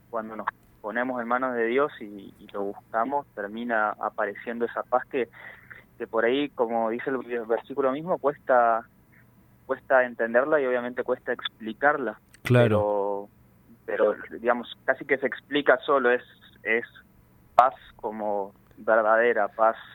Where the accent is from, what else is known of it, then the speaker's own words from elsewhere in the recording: Corrientes, Argentina; moved away as an adult; also born or lived in Buenos Aires; Sí, yo nací en Corrientes, pero a los 19 años, tengo 31